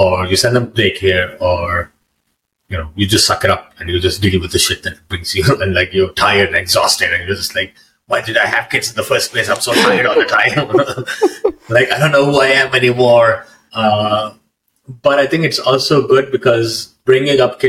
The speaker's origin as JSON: {"language": "English", "country": "Pakistan", "moved": "as an adult", "lives_now": "Canada", "said": "I'm from Pakistan"}